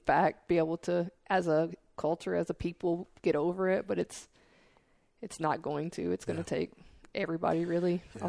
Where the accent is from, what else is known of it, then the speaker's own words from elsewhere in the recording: Tennessee, United States; I'm from Tennessee.